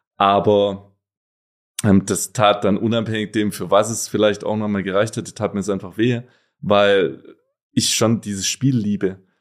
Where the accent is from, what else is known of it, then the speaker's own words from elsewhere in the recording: Gutmadingen, Baden-Württemberg, Germany; moved away as an adult; also born or lived in Donaueschingen; now in Cologne, Germany; geboren zwar in Donaueschingen, aber groß geworden, wie gerade schon gesagt, in Gutmardingen, kleines Dorf mit rund achthundert Einwohnern